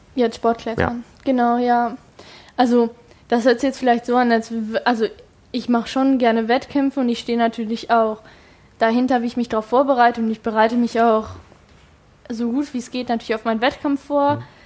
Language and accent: German; Hildesheim, Lower Saxony, Germany; now in Hanover, Germany; bei uns in Hildesheim